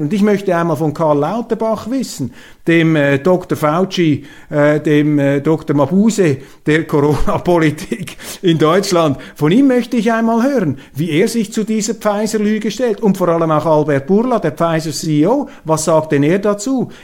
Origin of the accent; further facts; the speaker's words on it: Switzerland; als Schweizer